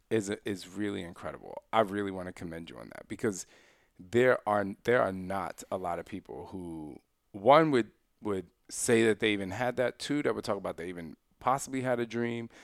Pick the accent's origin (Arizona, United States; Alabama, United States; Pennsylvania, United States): Pennsylvania, United States; Philadelphia; moved away; also born or lived in Istanbul, Turkey / Switzerland / Germany; I, I grew up in Philly.